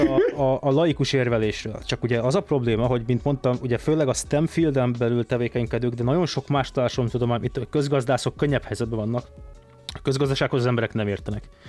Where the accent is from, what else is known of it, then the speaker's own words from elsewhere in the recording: Budapest, Hungary; Én a Havana lakótelepen nőttem föl